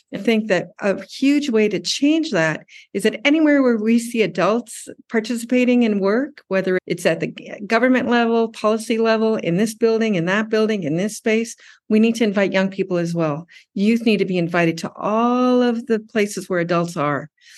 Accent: Tokyo, Japan; also born or lived in United States; And I grew up in Tokyo.

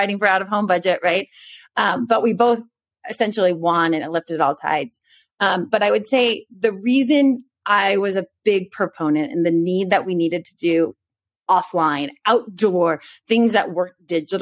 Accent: Texas, United States; moved away; also born or lived in New York; I grew up in Texas.

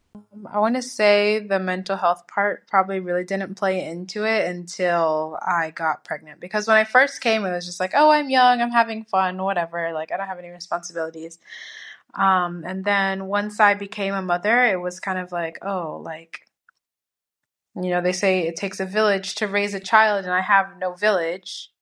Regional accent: United States; moved away as an adult; now in Madrid, Spain; I'm from America

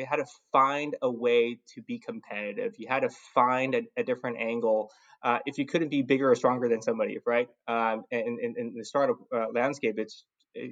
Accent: Los Angeles, California, United States; also born or lived in San Francisco Bay Area / San Diego; I grew up in Southern California, specifically Los Angeles, right? I went to high school here

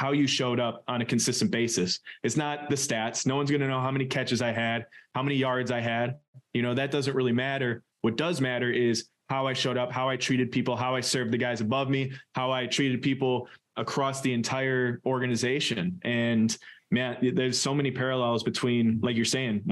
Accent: Suamico, Wisconsin, United States; growing up in Suamico

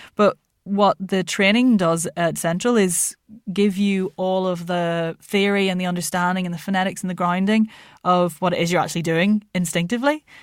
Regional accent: Ireland; moved away; also born or lived in Lancashire, England; my dad was Irish and we lived in Ireland

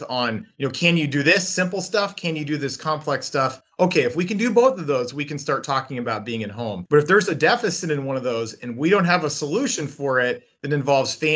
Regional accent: United States; as an American

